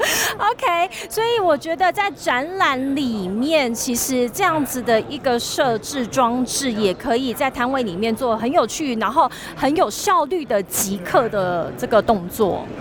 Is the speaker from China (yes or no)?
no; Tainan, Taiwan; 我明明是台南人